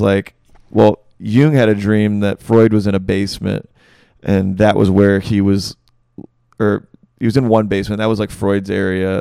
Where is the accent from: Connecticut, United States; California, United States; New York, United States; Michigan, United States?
Michigan, United States; moved away as an adult; now in Greenville, United States; I'm from Michigan originally.